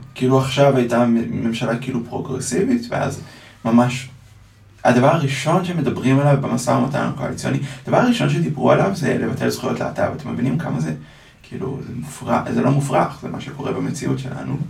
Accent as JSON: {"language": "Hebrew", "town": "Ra'anana", "region": "Central District", "country": "Israel", "tie": "born or raised there", "said": "גדלתי ברעננה להורים אשכנזים מאוד משכילים"}